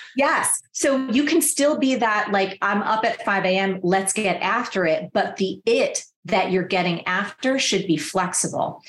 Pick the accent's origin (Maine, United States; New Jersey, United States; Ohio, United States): New Jersey, United States; I'm from New Jersey